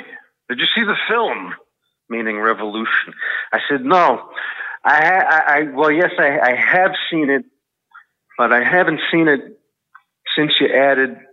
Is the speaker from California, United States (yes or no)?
no; New York City, New York, United States; I'm from the Bronx